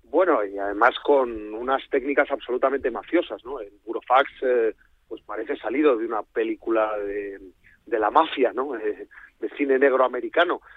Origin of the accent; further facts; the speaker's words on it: Catalonia, Spain; soy catalán